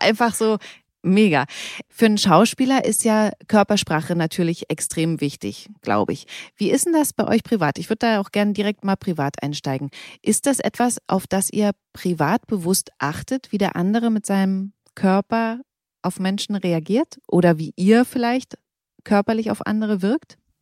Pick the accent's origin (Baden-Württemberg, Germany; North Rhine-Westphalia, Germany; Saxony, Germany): Saxony, Germany; Bautzen; ich komme aus Bautzen